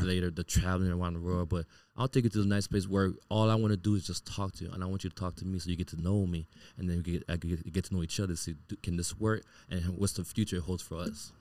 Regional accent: Miami, Florida, United States; I grew up born and raised in Miami

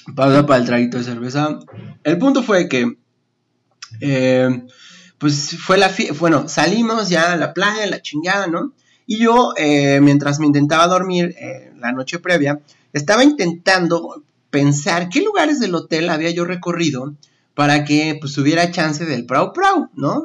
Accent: Mexico City, Mexico; En la Ciudad de México tenemos, creo que la playa más cercana como a 5 o 6 horas

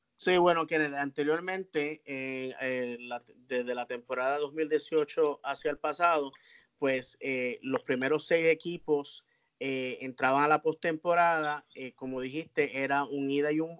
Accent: Puerto Rico; Kennedy y yo somos puertorriqueños

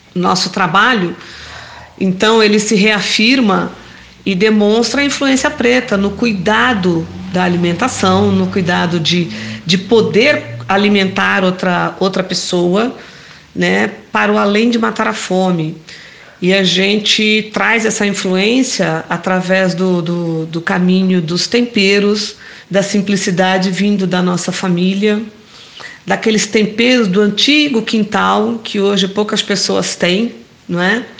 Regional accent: São Paulo, Brazil; sou de São Miguel Paulista, professora e assistente social aposentada

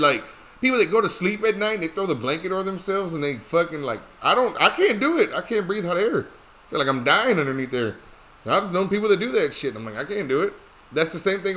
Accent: Dallas, Texas, United States; we're from Dallas

